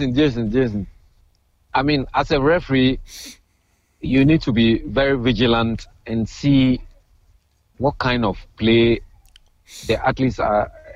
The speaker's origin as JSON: {"language": "English", "country": "Ghana", "lives_now": "Queens, United States", "said": "I'm a Ghanaian, I live in Queensland, right?"}